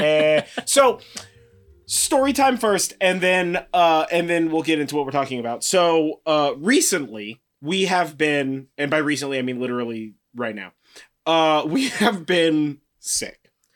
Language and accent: English; California, United States; I'm from California